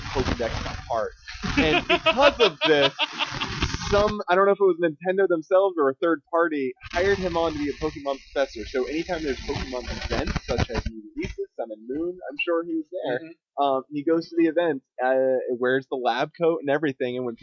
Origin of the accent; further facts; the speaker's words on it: Florida, United States; I'm born and raised in Florida